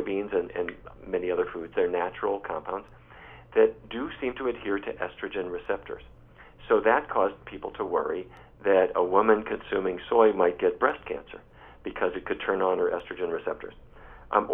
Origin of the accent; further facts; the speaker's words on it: Fargo, North Dakota, United States; as a kid growing up in Fargo, North Dakota